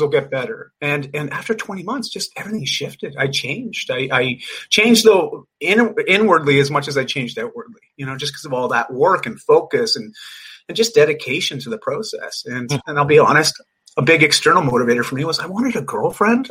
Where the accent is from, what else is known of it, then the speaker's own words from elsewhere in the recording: Canada; also born or lived in Vancouver, British Columbia; I'm just Canadian. live in Vancouver